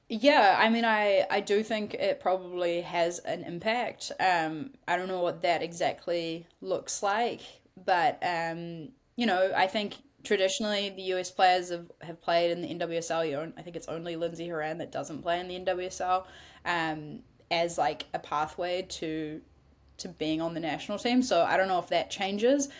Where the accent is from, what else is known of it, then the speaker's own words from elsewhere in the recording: New Zealand; as a New Zealander.